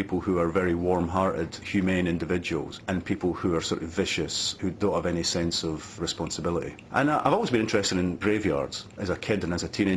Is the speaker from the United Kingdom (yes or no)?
yes; east central Scotland, United Kingdom; moved away as an adult; also born or lived in Edinburgh; town in east central Scotland. There were only about 7,000 people in the town and everybody seemed to be related to everybody else